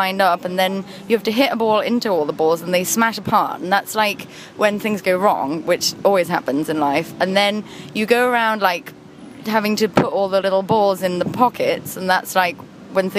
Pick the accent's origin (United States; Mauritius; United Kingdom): United Kingdom; I'm British